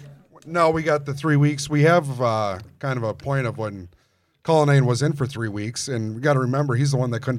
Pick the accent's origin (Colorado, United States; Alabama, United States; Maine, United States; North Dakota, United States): North Dakota, United States; I'm from North